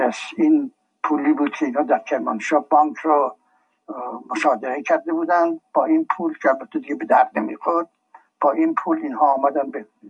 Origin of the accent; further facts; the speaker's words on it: Tehran, Tehran Province, Iran; also born or lived in Shiraz; در تهران 1283 در تهران محله چال میدون بازار آهنگرها خونم خونم بود من در یک خانواده متوسط به دنیا آمدم